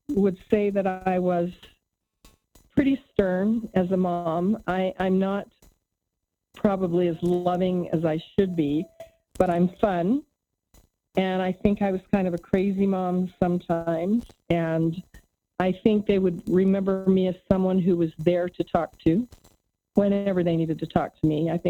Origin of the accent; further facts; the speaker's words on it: Santiago, Santiago Metropolitan Region, Chile; Yeah, a fun fact is that I grew up in Santiago, Chile for for uh, about six years. I'm fluent in Spanish